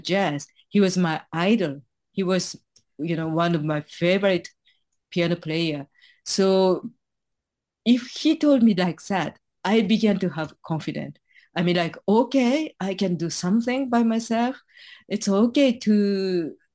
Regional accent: Japan; I was born in Japan, grew up in here in Japan

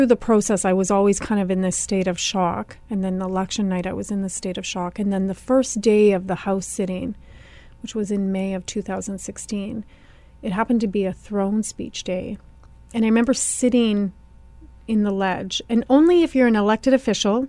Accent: Sagkeeng Anishinaabe First Nation, Manitoba, Canada; I am from the Saugeen Anishinaabe First Nation, mm-hmm. which is about an hour and a half north of Winnipeg

